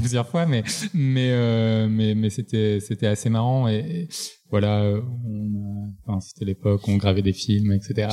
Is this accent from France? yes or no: yes; Marseille, Provence-Alpes-Côte d'Azur, France; je viens de Marseille, grandi